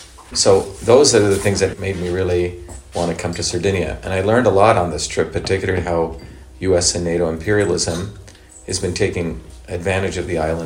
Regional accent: India; now in United States; I grew up in India

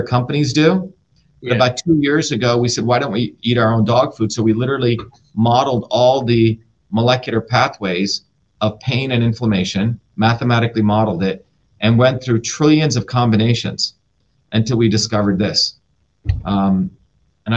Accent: New Jersey, United States; also born or lived in India; I grew up in New Jersey.

